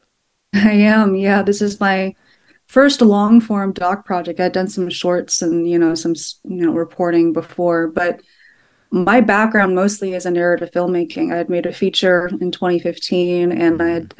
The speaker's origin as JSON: {"language": "English", "town": "Sugar Land", "region": "Texas", "country": "United States", "tie": "born or raised there", "said": "I grew up in a town nearby, yeah. about an hour and a half nearby"}